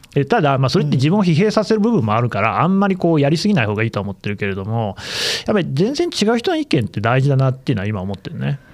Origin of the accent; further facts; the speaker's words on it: Nagoya, Aichi, Japan; moved away as an adult; also born or lived in Tokyo; 俺名古屋出身なんだけど